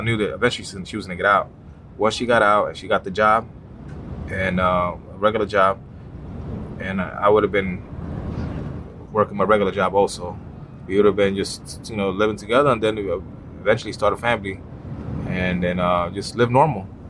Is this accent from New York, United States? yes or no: no; Jersey City, New Jersey, United States; I'm from Jersey City, New Jersey